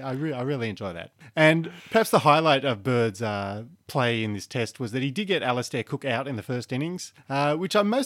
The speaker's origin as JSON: {"language": "English", "country": "Australia", "said": "even as an Australian"}